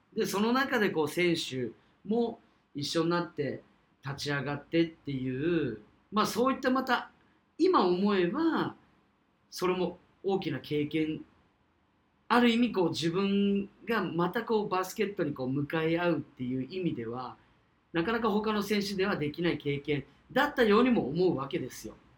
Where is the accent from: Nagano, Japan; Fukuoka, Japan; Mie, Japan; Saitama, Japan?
Fukuoka, Japan; Kyushu; 我々と同じこう、九州、福岡出身